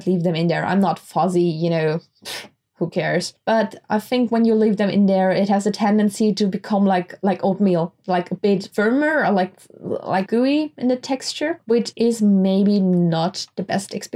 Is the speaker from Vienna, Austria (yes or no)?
no; Graz, Styria, Austria; we don't have a Starbucks in Graz, in my hometown.